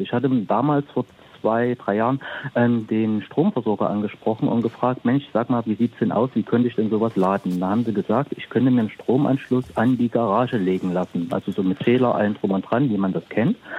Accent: the East, East Germany, Germany; now in Peine, Germany; ich komme auch aus dem Osten

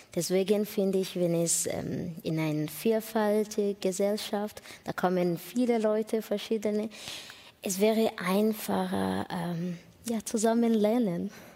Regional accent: Rwanda; German is a second language; also born or lived in Burundi; now in Germany; Ich bin in Ruanda geboren

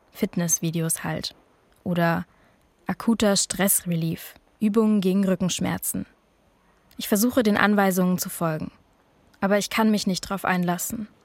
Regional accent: Berlin, Germany; Ich bin in Berlin geboren. Meine Familie stammt aus Pakistan.

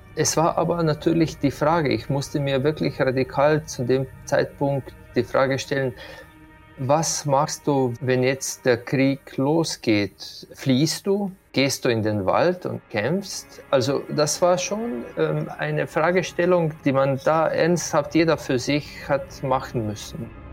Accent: Slovenia; Dort, wo ich aufgewachsen bin, das ist ein Hügelland und ich bin auf einem Hügel wortwörtlich aufgewachsen

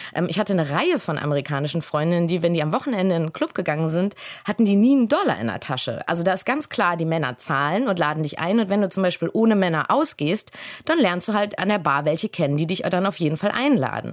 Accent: Germany; also born or lived in Berlin / Los Angeles

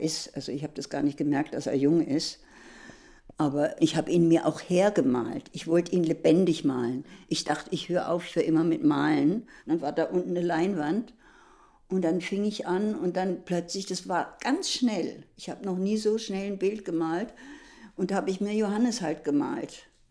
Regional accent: Germany; also born or lived in Worpswede; now in Berlin, Germany

